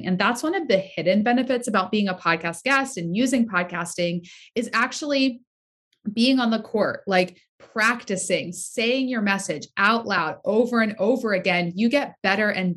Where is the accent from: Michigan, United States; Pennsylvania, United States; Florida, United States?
Pennsylvania, United States; Southeast; now in Rhode Island, United States; I am born and raised in Pennsylvania, Southeast Pennsylvania